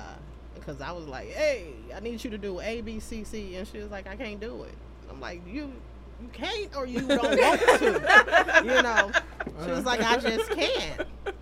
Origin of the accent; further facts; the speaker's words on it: Pontiac, Michigan, United States; I am from Pontiac.